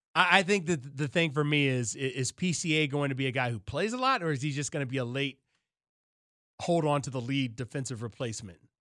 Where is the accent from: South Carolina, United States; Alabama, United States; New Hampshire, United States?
Alabama, United States; now in Chicago, United States; I grew up in Alabama